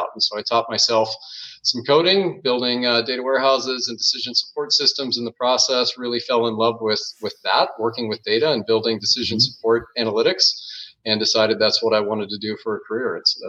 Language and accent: English; Phoenix, Arizona, United States; moved away as an adult; now in Budapest, Hungary; Well, that's a tough question to answer, but the core of it would be Phoenix, Arizona, and aroun